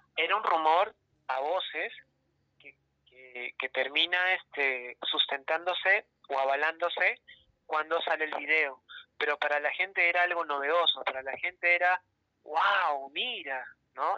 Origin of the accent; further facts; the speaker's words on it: Peru; a los peruanos nos aburre leer.